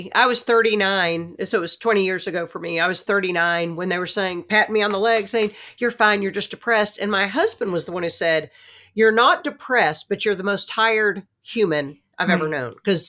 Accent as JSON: {"language": "English", "town": "Newark", "region": "New Jersey", "country": "United States", "said": "Remember, I'm the girl from Newark, New Jersey. That's where my New Jersey Jew shows."}